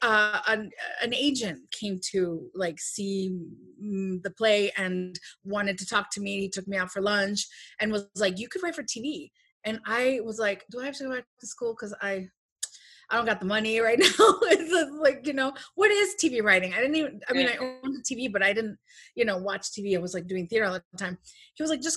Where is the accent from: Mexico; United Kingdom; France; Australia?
Mexico; Los Mochis, Sinaloa; moved away; also born or lived in Chicago; I am from Los Mochis, Sinaloa, Mexico. Soy sinaloense.